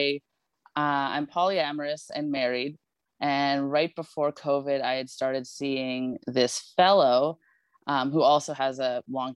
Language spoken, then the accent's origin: English; Yellowknife, Northwest Territories, Canada; now in Vancouver, Canada; I'm from where they call the Knife, Yellowknife